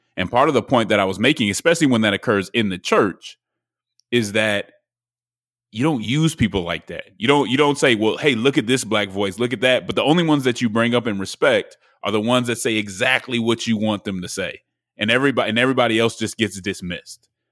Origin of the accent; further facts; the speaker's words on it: Denver, Colorado, United States; also born or lived in Nashville; now in Atlanta, United States; I'm from Denver, Colorado. I'm in, uh, Atlanta right now.